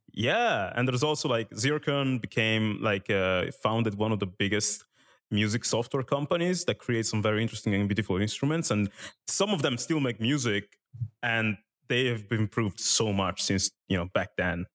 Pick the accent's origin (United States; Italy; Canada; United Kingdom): Italy; English is a second language; moved away; I lived in Italy when I was younger. I didn't speak English